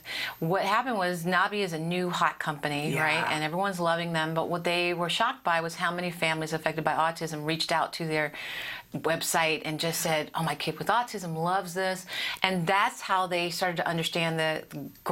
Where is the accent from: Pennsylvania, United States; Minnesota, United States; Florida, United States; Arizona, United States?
Pennsylvania, United States; Philadelphia; in Philly, my hometown.